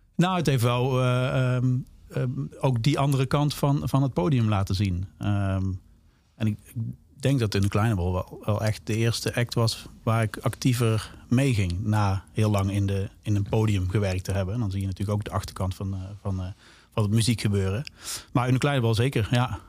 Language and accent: Dutch; Zaltbommel, Gelderland, Netherlands; ik ben natuurlijk opgegroeid in Zalbommel. Dat is onder de rook van, van Den Bosch.